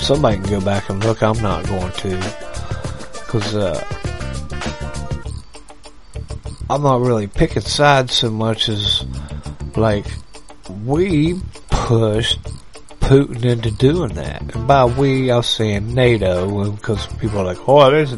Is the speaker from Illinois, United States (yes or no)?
no; West Virginia, United States; I grew up in West by God, Virginia